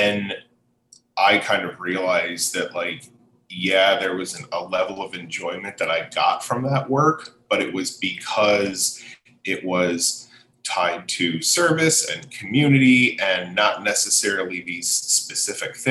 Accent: Allentown, Pennsylvania, United States; moved away as an adult; also born or lived in Anchorage, Alaska

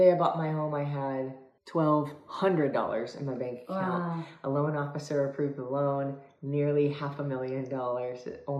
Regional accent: Italy; English is a second language

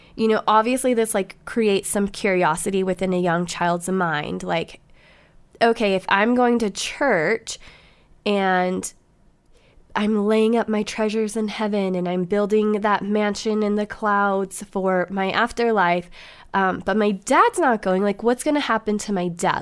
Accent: Montana, United States; moved away; also born or lived in California; I went to school from, like, third grade till seventh grade in Montana.

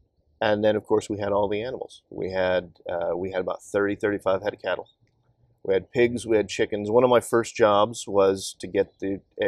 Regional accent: Kansas, United States; moved away; I grew up on a farm in Kansas, and this was, my hometown was at the time maybe about 1,200 people.

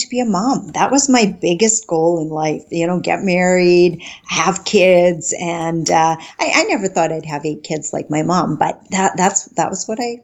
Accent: northern Saskatchewan, Canada; now in White City, Canada; I was born in Saskatchewan, not in White City, but in northern Saskatchewan

